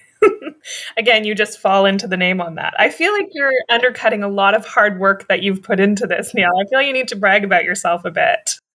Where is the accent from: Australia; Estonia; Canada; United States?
Canada; we're two Canadians